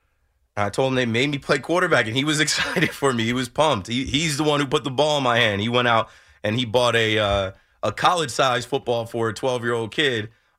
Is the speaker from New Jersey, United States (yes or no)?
yes; Jersey Shore, New Jersey, United States; where we grew up in the Jersey Shore area